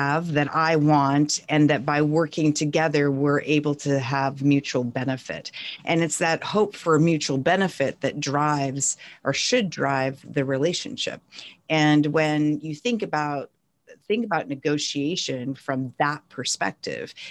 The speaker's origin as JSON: {"language": "English", "region": "North Central Montana", "country": "United States", "tie": "born or raised there", "moved": "yes", "lives_now": "California, United States", "said": "I grew up in North Central Montana on a tiny ranching town in rural Montana."}